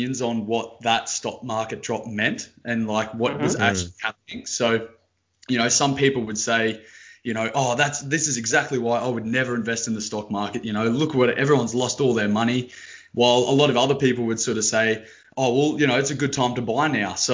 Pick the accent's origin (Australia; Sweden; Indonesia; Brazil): Australia; Brisbane, Queensland; I'm from Brisbane